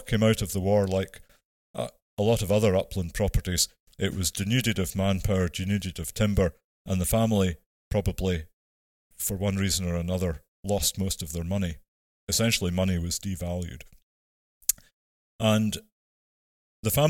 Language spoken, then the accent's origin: English; Ettrick, Scotland, United Kingdom; moved away as an adult; also born or lived in Aberdeen; I was born and brought up in Ettrick in the Borders in Selkirkshire